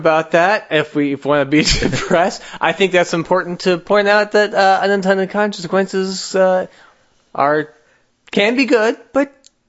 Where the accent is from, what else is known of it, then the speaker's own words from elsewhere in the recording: New Jersey, United States; I'm from New Jersey.